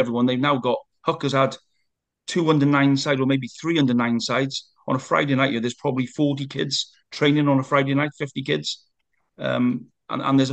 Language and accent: English; Hook, United Kingdom; I'm obviously born and bred in Hook